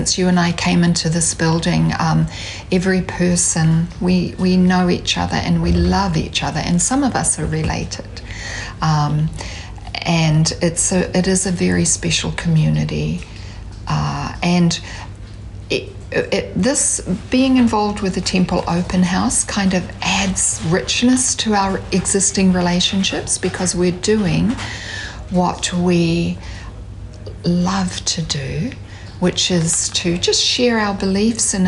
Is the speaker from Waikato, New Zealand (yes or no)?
yes; Hamilton, Waikato, New Zealand; I'm from Kirikiriroa, from Hamilton